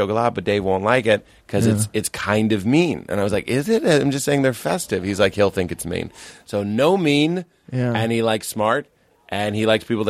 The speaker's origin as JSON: {"language": "English", "town": "Lexington", "region": "Massachusetts", "country": "United States", "tie": "born or raised there"}